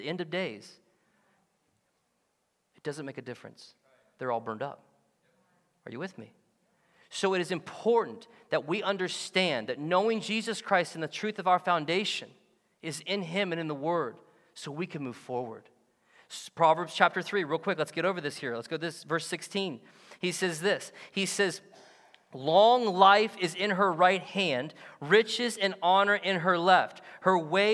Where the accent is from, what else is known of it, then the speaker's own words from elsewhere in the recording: United States; we get this confused as Americans